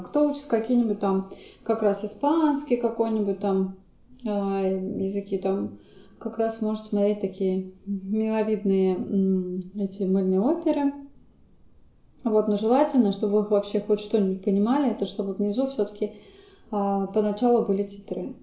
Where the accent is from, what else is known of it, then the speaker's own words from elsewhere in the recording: Saint Petersburg, Russia; я просто из Санкт-Петербурга, и там учили финский